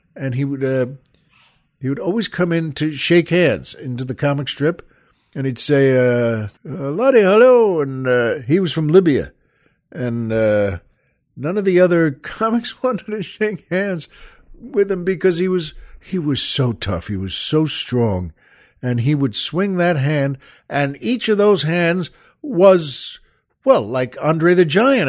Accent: Long Island, New York, United States; moved away; the house we, we grew up in on Long Island.

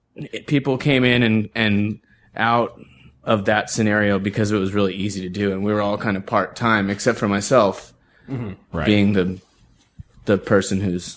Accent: Bellevue, Washington, United States; Because like a lot of the when I grew up in the East Side, Bellevue, Washington. We're close to Issaquah.

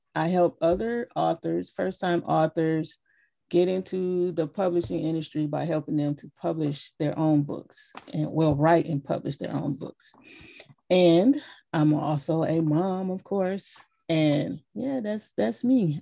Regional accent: Flint, Michigan, United States; growing up in Flint

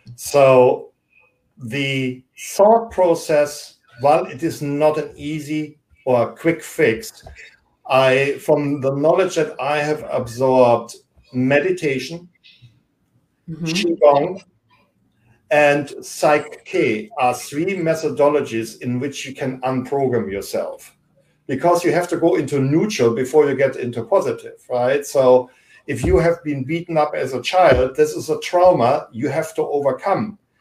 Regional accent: Germany; English is a second language; now in United States; I grew up in Germany

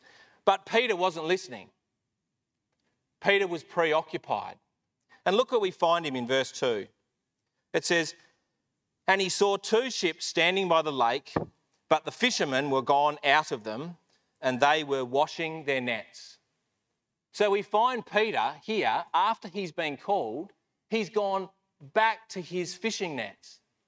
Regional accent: Melbourne, Victoria, Australia; moved away as an adult; But when I came over here when I was 18 from Melbourne, it didn't work out with a girl.

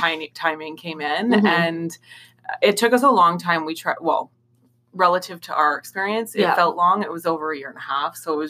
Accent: Thunder Bay, Ontario, Canada; also born or lived in Ottawa; now in Toronto, Canada; Originally, I'm from Thunder Bay in Northern Ontario, and then I bounced around Southern Ontario for a bit and left Ottawa to come to Toronto.

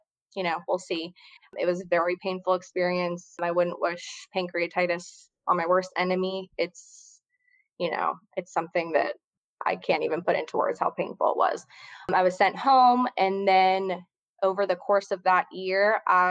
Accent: Cincinnati, Ohio, United States; moved away as an adult; now in New Orleans, United States; I'm originally from Cincinnati, Ohio, but I've lived in New Orleans for about 5 years now

